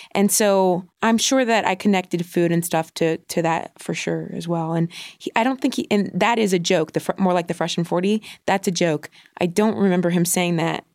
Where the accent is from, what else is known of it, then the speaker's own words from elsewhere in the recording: Ohio, United States; I grew up in Ohio